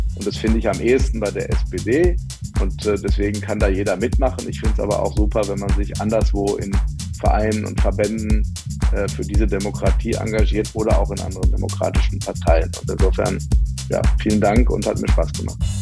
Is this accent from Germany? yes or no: yes; Ruhr area, North Rhine-Westphalia, Germany; Ich komme ja aus dem Ruhrgebiet